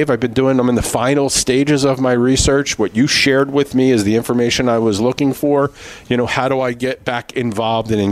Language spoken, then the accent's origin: English; Philadelphia, Pennsylvania, United States; We grew up in Philadelphia.